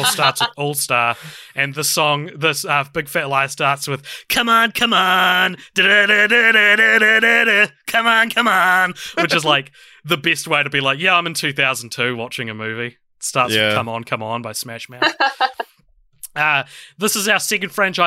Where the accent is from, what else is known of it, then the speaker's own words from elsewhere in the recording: New Zealand; I'm a podcaster from New Zealand